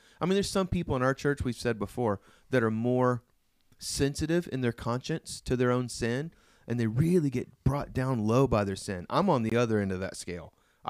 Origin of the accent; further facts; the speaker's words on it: Oklahoma, United States; Yeah, I'm from Oklahoma.